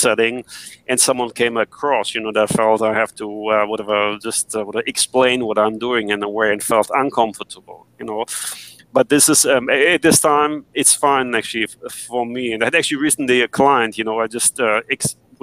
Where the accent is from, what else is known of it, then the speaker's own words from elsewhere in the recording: Germany; I grew up in Germany